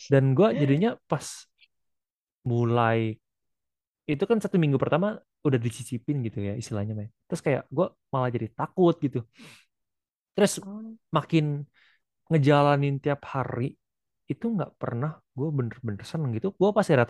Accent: Malang, East Java, Indonesia; now in Bandung, Indonesia; Gue dari Malang mau pindah ke Bandung.

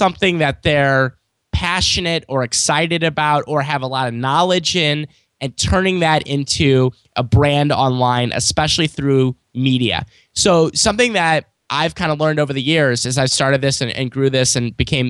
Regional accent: St. Louis, Missouri, United States; I'm from St. Louis, Missouri. I'm born and raised here.

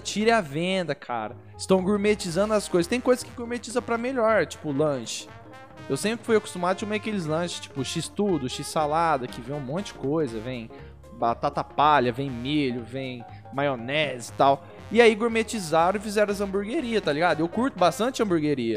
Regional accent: Barretos, São Paulo, Brazil; a gente é de Barretos

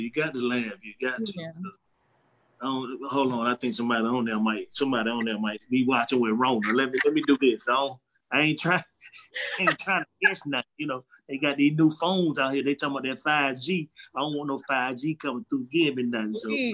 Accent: Durham, North Carolina, United States; I'm from Durham, North Carolina. And I was born and raised there

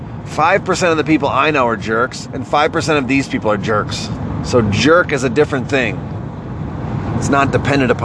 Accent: Northeast, United States; moved away; also born or lived in the South; I'm from the Northeast

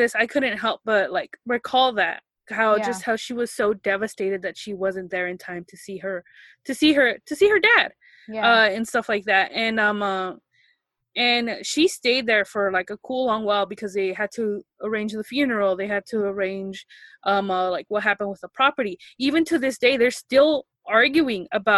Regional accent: United States; I grew up here in the States

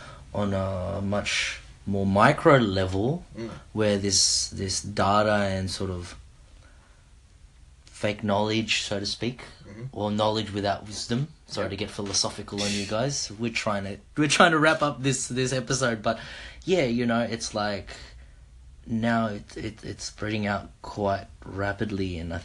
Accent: Oxford, South East England, United Kingdom; Oxford, yeah, Oxford. You heard it in my accent.

